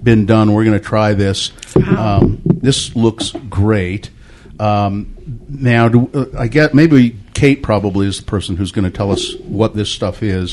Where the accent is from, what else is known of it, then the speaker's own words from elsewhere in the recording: Ogden, Utah, United States; When I was a kid, I grew up in Ogden